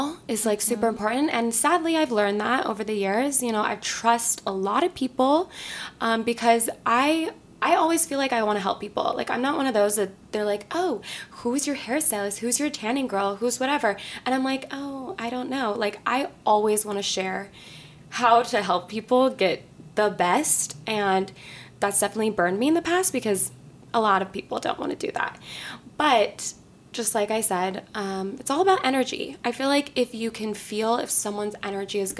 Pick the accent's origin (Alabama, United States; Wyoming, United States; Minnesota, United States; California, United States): California, United States; San Diego; moved away as an adult; now in Los Angeles, United States; I'm from San Diego, born and raised in a really like small little area by the beach, very chill